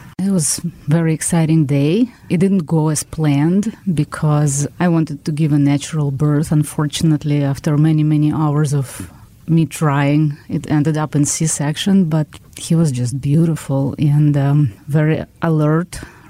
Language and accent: English; Israel; moved away as an adult; now in Brookfield, United States; new house in Brookfield, in our new country, United States. We are from Israel originally. We immigrated into United States in 2002